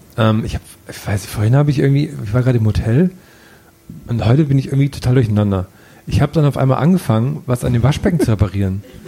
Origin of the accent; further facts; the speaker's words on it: village near Ohrdruf, Thuringia, Germany; moved away; von einem Nachbarort meines Heimatdorfes